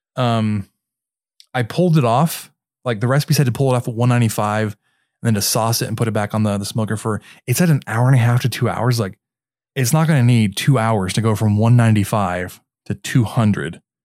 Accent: Mesquite, Texas, United States; based in Mesquite, which is what my hometown

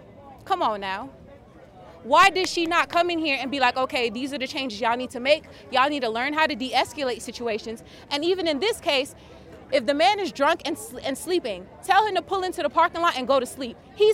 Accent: Miami, Florida, United States; I'm originally from Miami, Florida, but I just moved here 2.5 years ago.

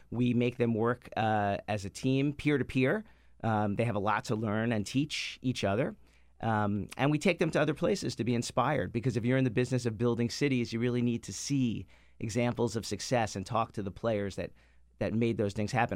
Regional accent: New York City, New York, United States; now in Washington, D.C., United States; my years growing up in Far Rockaway

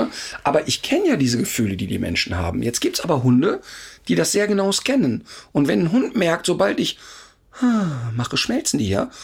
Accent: Duisburg, North Rhine-Westphalia, Germany; ich komme aus dem Ruhrpott und da gab es in Hochheide äh, drei solche Hochhäuser, 20-stöckig

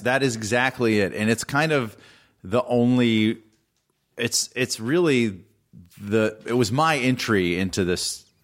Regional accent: Atlanta, Georgia, United States; I grew up in Atlanta, and my mom's family was in Nashville

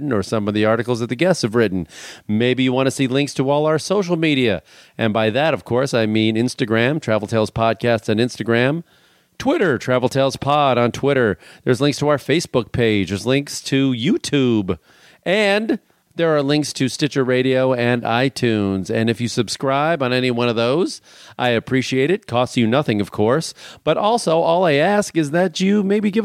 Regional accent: Midwest, United States; now in Santa Monica, United States; all the people that I grew up with in the Midwest

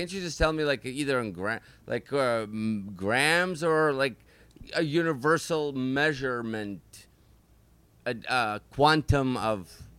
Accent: Russia; moved away; I grew up in Russia.

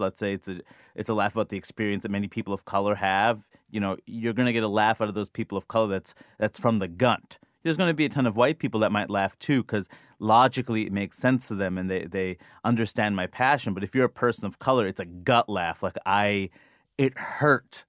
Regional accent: United States; I'm an American

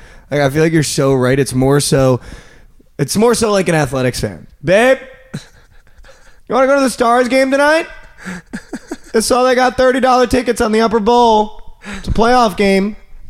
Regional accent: East Coast, United States; now in Dallas, United States; growing up in the East Coast

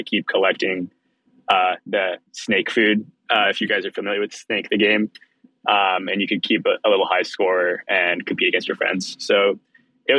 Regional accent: Palo Alto, California, United States; also born or lived in Israel; I moved to the Bay Area from Israel when I was young, and then I grew up mostly in Palo Alto

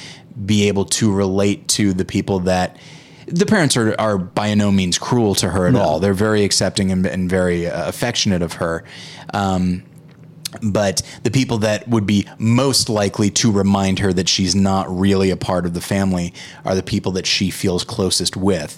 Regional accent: United States; as an American

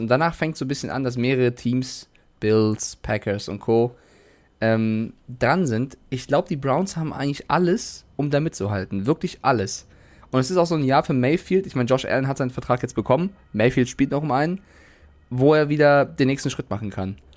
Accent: Frankfurt, Hesse, Germany; moved away; also born or lived in Cologne; in meiner Jugend in Frankfurt

